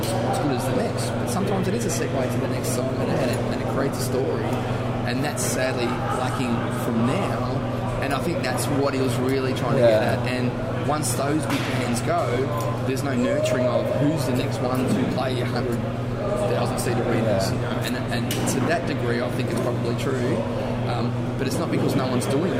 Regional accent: Australia; If you haven't figured out the accent by now, so we're from Australia.

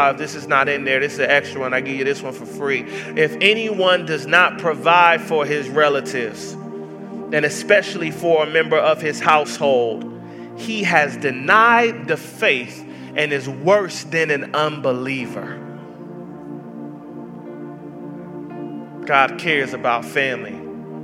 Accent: Atlanta, Georgia, United States; I grew up in Section 8 housing in the hoods of Atlanta, Georgia

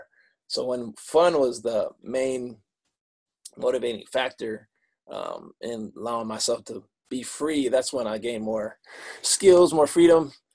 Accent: Michigan, United States; I'm from Michigan

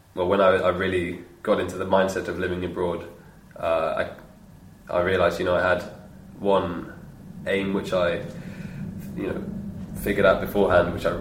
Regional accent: London, United Kingdom; first language English; moved away as an adult; also born or lived in Bristol; now in Brno, Czech Republic; When I moved to university from London to Bristol

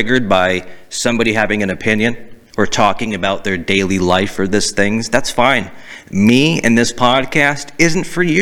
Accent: Boston, Massachusetts, United States; accent: Boston; I had a Boston accent.

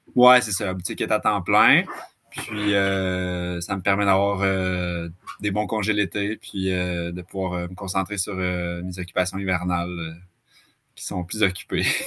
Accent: Laval, Quebec, Canada; moved away as an adult; also born or lived in Western Canada; now in Gaspésie, Canada; je, viens, de Laval, en fait, encore plus euh, banlieusard

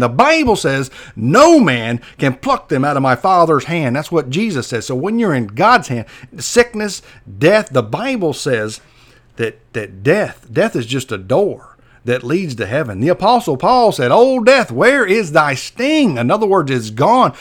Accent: Perry, Florida, United States; moved away; That's my hometown where I grow up.

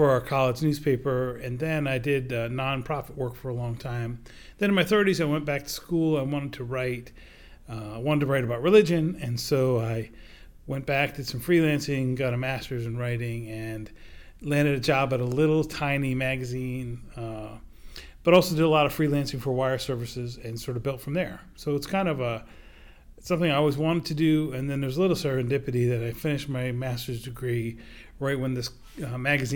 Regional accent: Attleboro, Massachusetts, United States; My hometown newspaper, the Sun Chronicle of Attleboro, Massachusetts

